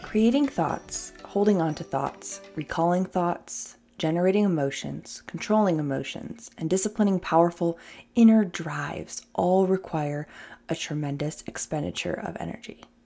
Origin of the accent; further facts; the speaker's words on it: New York, United States; now in California, United States; I'm a New Yorker.